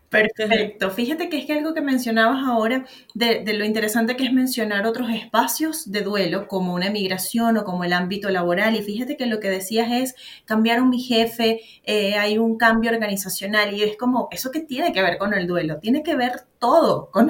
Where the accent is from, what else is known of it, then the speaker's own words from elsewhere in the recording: Venezuela; moved away as an adult; now in Santiago, Chile; yo soy venezolana, pero vivo en Santiago de Chile.